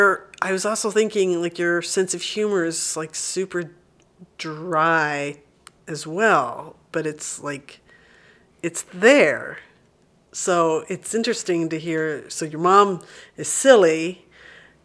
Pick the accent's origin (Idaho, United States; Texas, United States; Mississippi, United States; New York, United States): Texas, United States; Burleson; I grew up in Burleson.